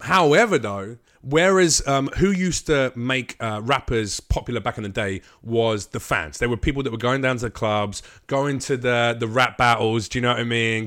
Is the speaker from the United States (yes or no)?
no; London, United Kingdom; in London where I grew up on the Estates around where I was